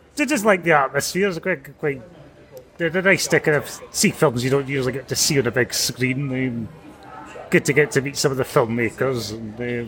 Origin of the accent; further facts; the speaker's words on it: Dundee, Scotland, United Kingdom; now in Salford, United Kingdom; i am originally from Dundee, but I live in Salford.